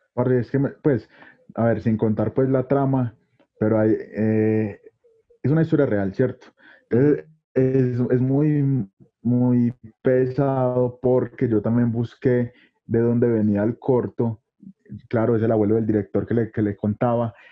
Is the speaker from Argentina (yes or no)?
no; Medellín, Antioquia, Colombia; nosotros somos de Colombia, somos de acá de Medellín, de Colombia